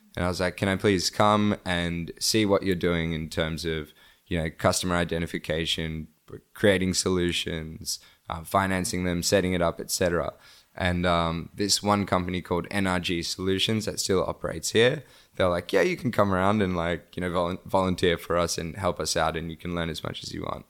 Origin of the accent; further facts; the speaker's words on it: Australia; also born or lived in Bangladesh; now in Cambodia; I was born in, um, Bangladesh and I grew up in Australia